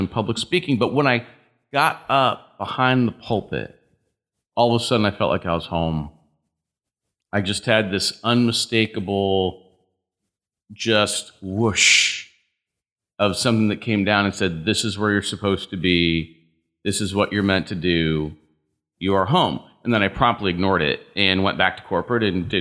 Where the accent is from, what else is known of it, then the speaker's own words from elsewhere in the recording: Hartford, Connecticut, United States; also born or lived in Marlborough, Connecticut; growing up in Hartford